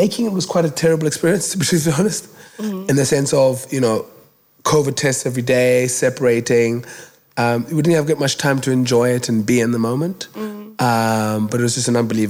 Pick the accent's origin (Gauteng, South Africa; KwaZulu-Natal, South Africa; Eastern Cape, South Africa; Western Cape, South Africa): Western Cape, South Africa; Cape Town; I was born in Kugulethu, a township here in Cape Town